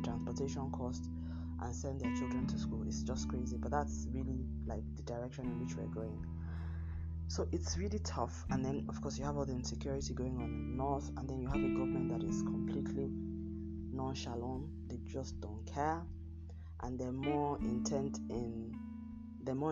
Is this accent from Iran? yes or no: no; Nigeria; my home country, Nigeria